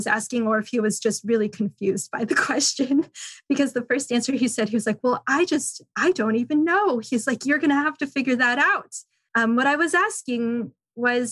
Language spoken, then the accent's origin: English; San Francisco, California, United States; moved away as an adult; also born or lived in McCall, Idaho; I grew up in San Francisco